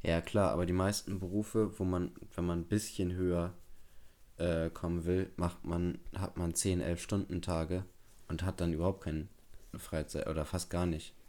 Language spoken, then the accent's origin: German; Bremen, Germany; bei uns in Bremen